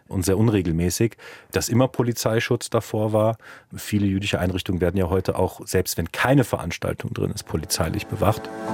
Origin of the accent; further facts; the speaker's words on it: Cologne, North Rhine-Westphalia, Germany; first language German; moved away as an adult; now in Munich, Germany; Also ich bin Kölner, weil ich in Köln geboren bin und dort fast 30 Jahre gelebt habe.